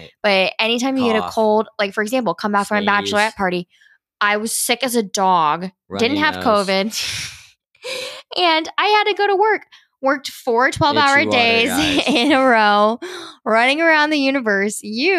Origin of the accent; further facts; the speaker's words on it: Italy; also born or lived in California, United States / Washington DC, United States; I grew up in Italy and in California and in DC.